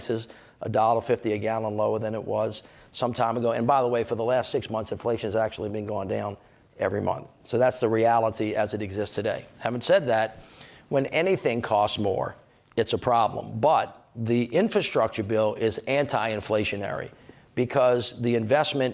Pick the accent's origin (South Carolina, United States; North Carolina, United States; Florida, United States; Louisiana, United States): Louisiana, United States; I'm from Louisiana